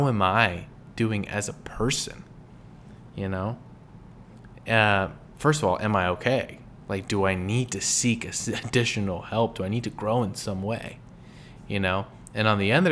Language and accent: English; California, United States; moved away; also born or lived in Midwest; I grew up in California